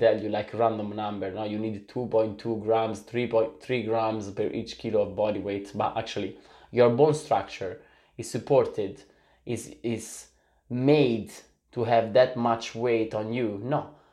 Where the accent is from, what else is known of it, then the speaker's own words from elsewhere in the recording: Italy; also born or lived in Sicily; I'm, I'm from Italy in the soul